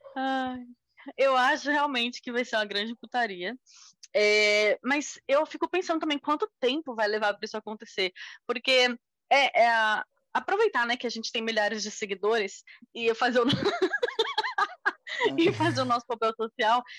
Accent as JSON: {"language": "Portuguese", "country": "Brazil", "said": "a gente, como brasileiro"}